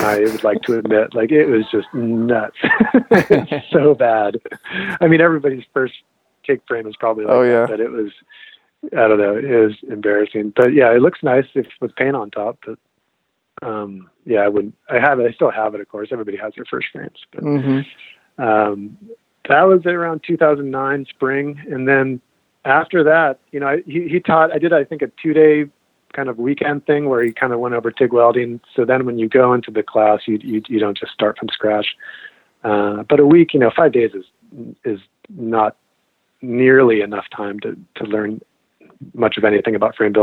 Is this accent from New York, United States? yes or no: no; Marin County, California, United States; I grew up in Marin County, California